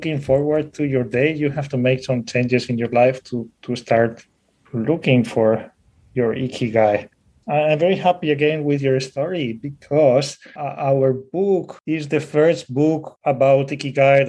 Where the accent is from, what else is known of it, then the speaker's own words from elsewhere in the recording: Spain; with that accent. I'm from Spain